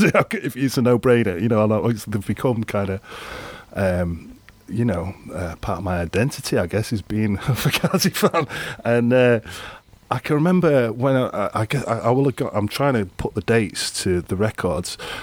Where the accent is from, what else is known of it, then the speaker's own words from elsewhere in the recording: Grimsby, Yorkshire and the Humber, United Kingdom; I grew up in Grimsby, which is like a, an East Coast